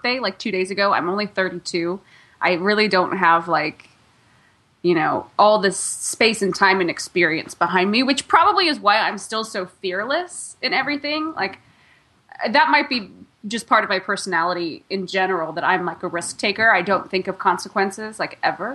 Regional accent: Northern California, United States; I grew up in Northern California

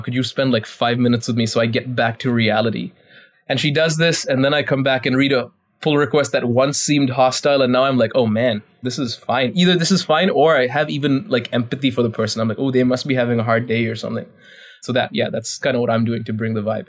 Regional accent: India; I'm Indian

